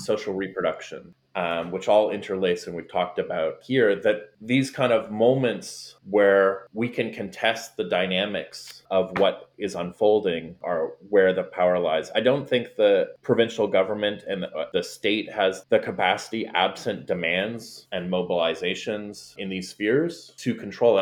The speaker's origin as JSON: {"language": "English", "country": "Canada", "moved": "as an adult", "lives_now": "Florida, United States", "said": "being Canadian"}